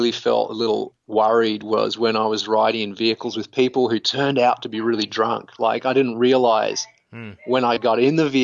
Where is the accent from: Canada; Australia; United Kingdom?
Australia; Sydney, New South Wales; moved away; I went back to Sydney and lived there for a long time